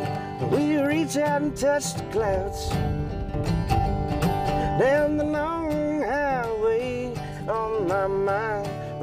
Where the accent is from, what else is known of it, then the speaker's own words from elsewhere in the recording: North Dakota, United States; I'm from North Dakota